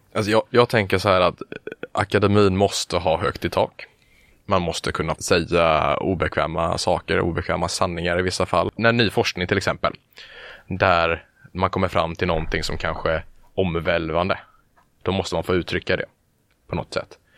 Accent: Halmstad, Halland County, Sweden; moved away as an adult; now in Gothenburg, Sweden; Jag är från början från Halmstad. Där mm. bodde jag under, ja, tills jag blev 18.

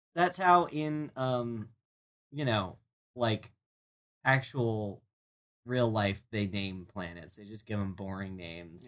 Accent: Maryland, United States; I'm from Maryland

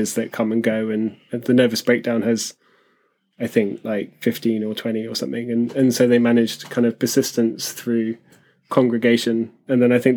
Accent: London, United Kingdom; accent: Southern; now in Liverpool, United Kingdom; I grew up in London and kind of moved around a bit

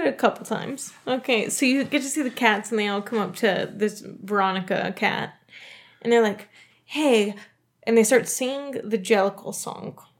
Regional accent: Dayton, Ohio, United States; my hometown, Dayton, Ohio

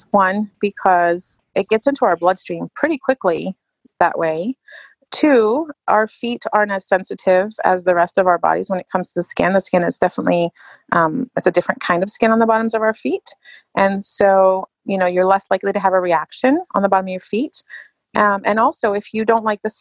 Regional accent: England, United Kingdom; I grew up in England, so it's a must have for me.

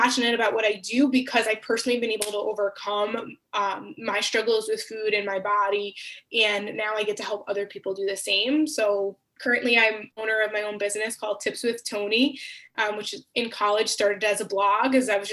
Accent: Long Island, New York, United States; I grew up on Long Island, New York, and in a very loving Greek and Italian family

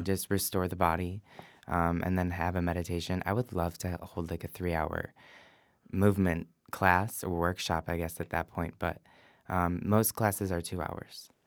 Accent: Livonia, Michigan, United States; moved away as an adult; now in San Francisco, United States; born and raised in Livonia, Michigan

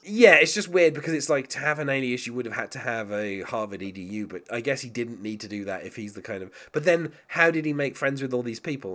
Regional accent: England, United Kingdom; as an Englishman myself

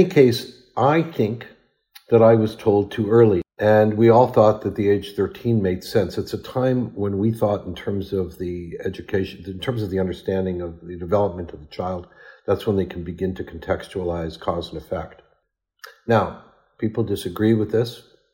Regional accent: Ottawa, Ontario, Canada; my hometown, Ottawa

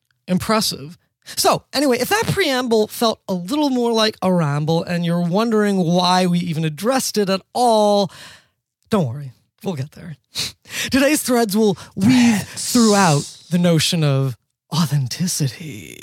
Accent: New York City, New York, United States; I'm from New York City, born and raised.

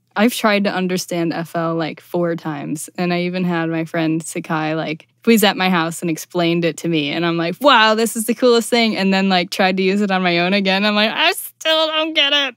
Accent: Buffalo, New York, United States; I'm originally from Buffalo, New York

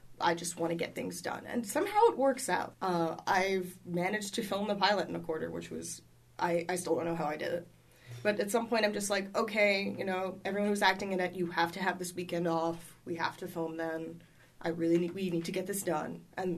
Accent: New York City, New York, United States; New York. And it was on the Upper West Side. Like, it's not a neighborhood that gets robbed very often.

